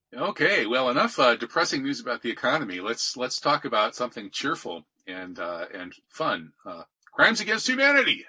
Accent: Wisconsin, United States; my home state of Wisconsin

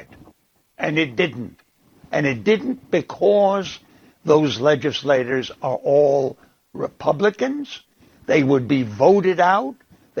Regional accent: Prague, Czechia; now in United States; I was born in Prague in 1935

